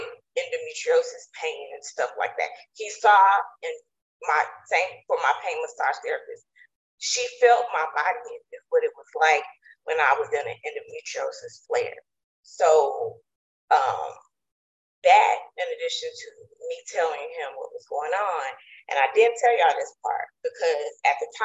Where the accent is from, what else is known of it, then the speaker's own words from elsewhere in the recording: East Texas, United States; also born or lived in Virginia; my family, and we are from East Texas, the country